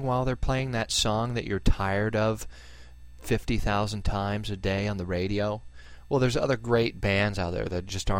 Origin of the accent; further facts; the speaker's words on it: United States; as an American, I'm a patriot